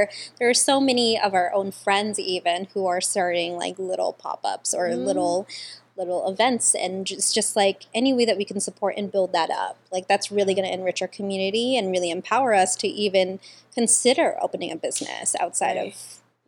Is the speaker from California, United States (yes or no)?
yes; National City, California, United States; I grew up here in National City in Paradise Hills. We moved here when I was, like, 9 years old.